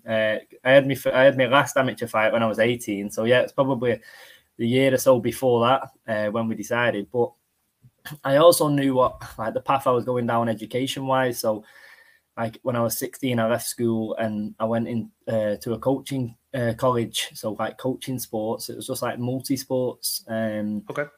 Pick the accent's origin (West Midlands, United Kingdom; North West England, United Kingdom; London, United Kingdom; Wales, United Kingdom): North West England, United Kingdom; Salford; also born or lived in Eccles; I'm from Salford